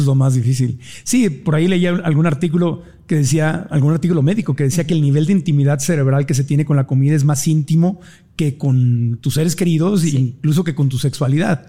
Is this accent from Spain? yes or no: no; Mexico City, Mexico; A mí mi mamá me llevaba de niño aquí en Ciudad de México a comer hot cakes los domingos.